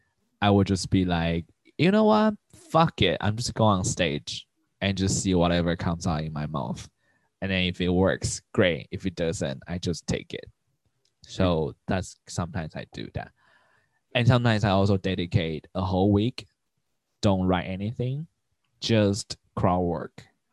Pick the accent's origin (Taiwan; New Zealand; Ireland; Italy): Taiwan; English is a second language; moved away as an adult; also born or lived in Portland, Oregon / San Francisco; now in Taipei, Taiwan; we don't have Jewish in Taiwan